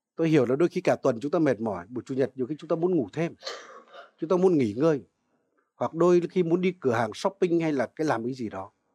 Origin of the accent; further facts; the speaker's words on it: Vietnam; dân Việt Nam chúng ta